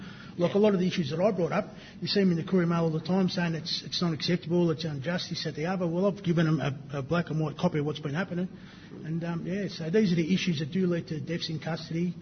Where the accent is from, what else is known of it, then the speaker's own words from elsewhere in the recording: Echuca, Victoria, Australia; I live in Echuca mainly, so I was born up in Echuca